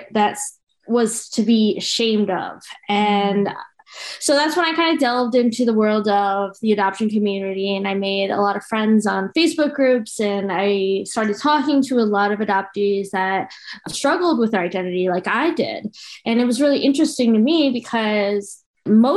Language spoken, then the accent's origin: English; the suburbs of New York, United States; also born or lived in Colombia; I grew up in the suburbs of New York in a very Italian family